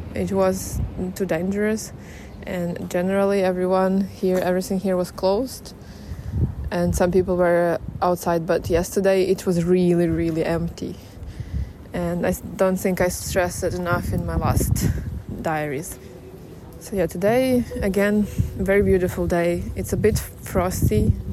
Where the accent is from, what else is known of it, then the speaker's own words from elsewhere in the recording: Kyiv, Ukraine; I was born and raised in Kiev. It is my hometown.